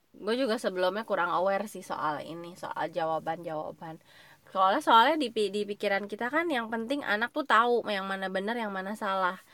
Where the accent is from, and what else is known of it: Indonesia